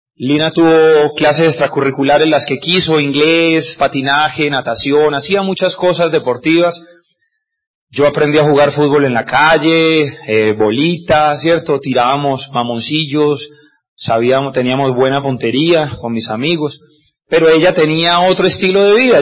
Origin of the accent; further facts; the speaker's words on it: Cúcuta, Norte de Santander, Colombia; yo soy de Cúcuta, de norte de Santander